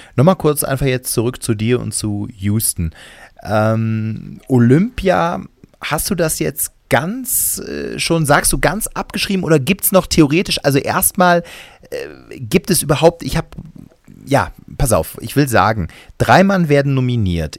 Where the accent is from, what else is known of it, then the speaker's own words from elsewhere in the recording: Cologne, North Rhine-Westphalia, Germany; bei uns in Köln heißt das Flönz